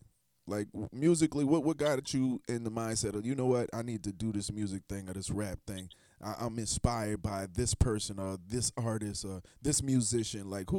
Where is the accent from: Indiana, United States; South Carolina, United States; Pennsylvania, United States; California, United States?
South Carolina, United States; Charleston; And I'm from Charleston.